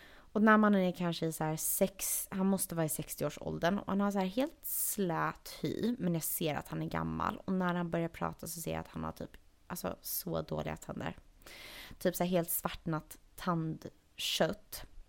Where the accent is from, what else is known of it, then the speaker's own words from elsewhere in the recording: Sweden; moved away; hör han väl någonting i min accent och frågar vart jag är ifrån. Och säger att jag är från Sverige